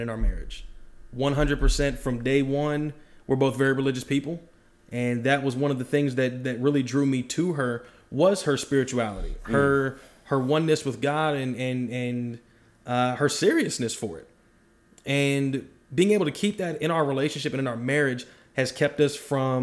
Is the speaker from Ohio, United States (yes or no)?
yes; Dayton, Ohio, United States; moved away as an adult; also born or lived in California; now in Georgia, United States; Dayton, Ohio is where I'm from. I was born in California, but I was raised my entire life in Ohio.